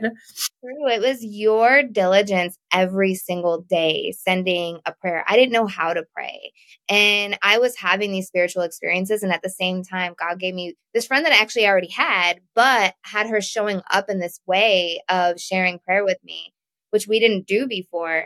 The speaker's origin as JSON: {"language": "English", "region": "Connecticut", "country": "United States", "tie": "born or raised there", "also_born_or_lived": "Texas", "said": "we moved from Texas to Connecticut"}